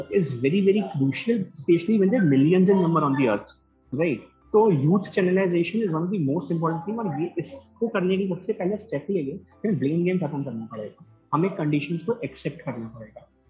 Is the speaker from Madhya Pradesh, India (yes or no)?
yes; Gwalior, Madhya Pradesh, India; मैं ग्वालियर से हूँ